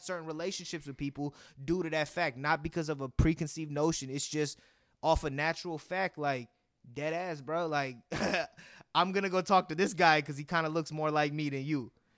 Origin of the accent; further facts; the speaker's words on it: Warner Creek, California, United States; me growing up in Warner Creek